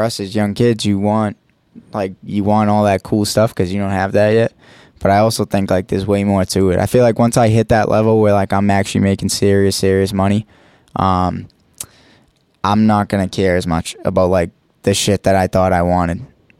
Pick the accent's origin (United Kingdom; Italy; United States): United States; Boston, Massachusetts; East Boston.